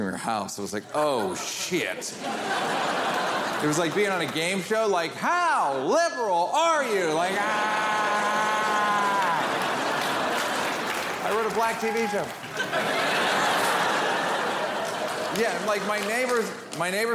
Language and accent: English; New York, United States; also born or lived in Venice, Los Angeles, California; now in Los Angeles, United States; I'm from New York